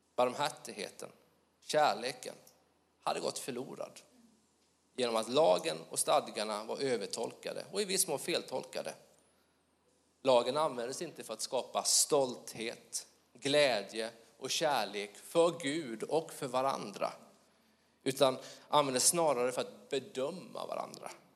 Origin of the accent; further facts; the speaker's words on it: Småland, Sweden; accent: Småland; min dialekt, Småland.